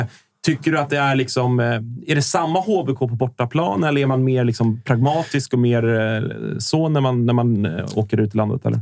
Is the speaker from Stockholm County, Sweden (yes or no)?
yes; Stockholm, Stockholm County, Sweden; som stockholmare